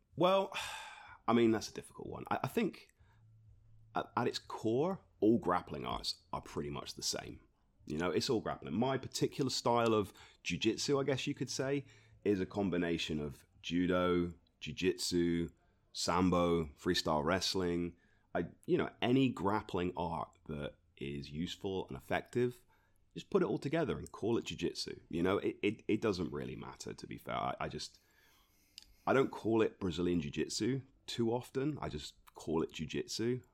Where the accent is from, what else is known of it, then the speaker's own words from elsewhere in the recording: Torquay, South West England, United Kingdom; also born or lived in Reading; I was born in Torbay, um, so I've, I've lived here most of my life. I spent a couple of years away in Reading